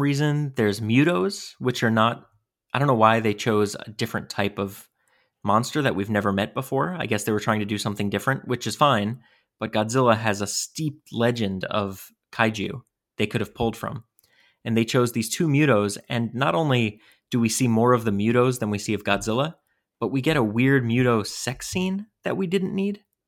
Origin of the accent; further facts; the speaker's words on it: New York, United States; Growing up in New York, too, having that connection with New York